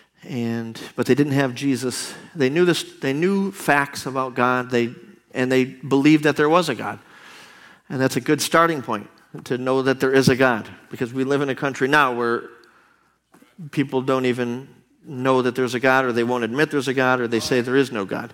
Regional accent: Buffalo, New York, United States; moved away; We're from Buffalo, New York

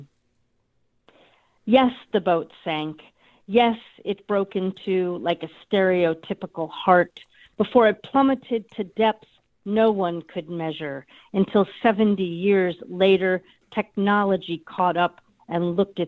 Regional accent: United States; I grew up on the East Coast off of Long Island Sound

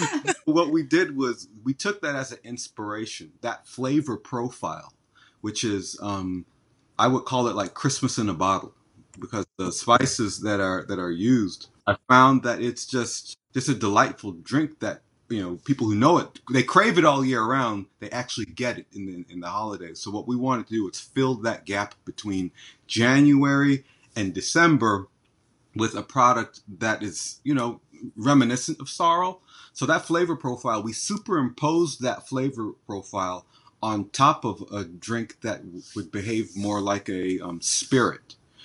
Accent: New York, United States; born there; parents are from Jamaica. And the way they raised me, I guess I might as well have been born there, but I was born in New York.

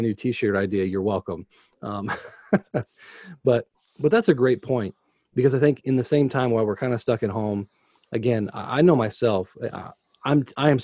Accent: United States; to be an American

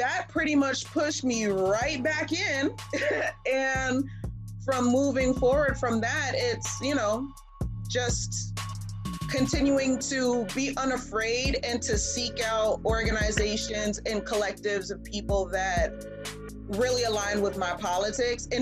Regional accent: Charlotte, North Carolina, United States; growing up in Charlotte, North Carolina

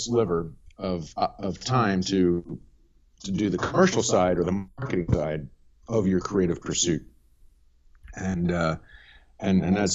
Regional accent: Bucks County, Pennsylvania, United States; moved away as an adult; also born or lived in Washington, D.C. / New York City / Paris; now in Hong Kong; I grew up in Bucks County, Pennsylvania

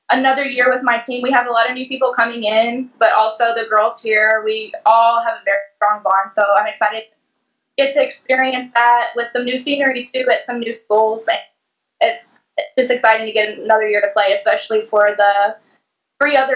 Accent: Little Elm, Texas, United States; I'm from Little Elm, Texas.

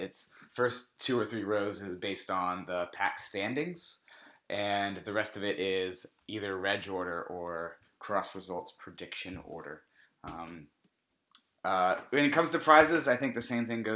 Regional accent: Virginia, United States; moved away; my hometown in Virginia

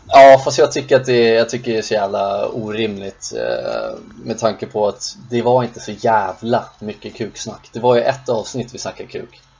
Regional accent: Sundbyberg, Stockholm County, Sweden; där vi växte upp i Rissne

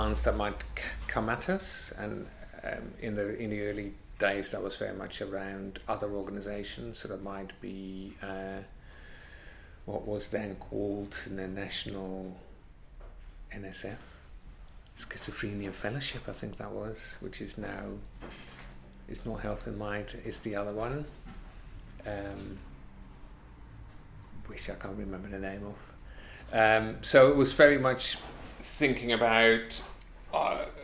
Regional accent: near The Hague, South Holland, Netherlands; moved away; I grew up in Holland, near The Hague

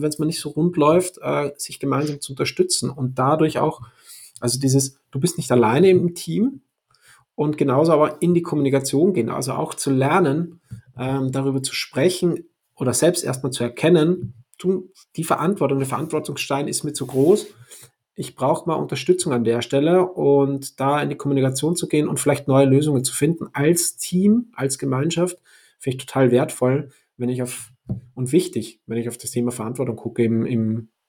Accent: Austria; now in Hamburg, Germany; ich komme ursprünglich aus Österreich, lebe seit sechs Jahren jetzt in Hamburg

